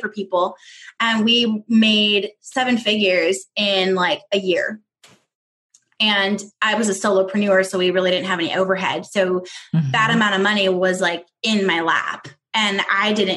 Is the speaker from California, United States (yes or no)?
yes; Southern California, United States; moved away as an adult; also born or lived in Northwest Arkansas; I'm from Southern California